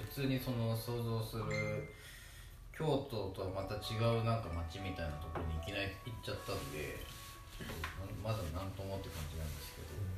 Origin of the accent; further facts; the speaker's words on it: Choshi, Chiba, Japan; moved away; 千葉の県の銚子市です銚子市っていう一番東の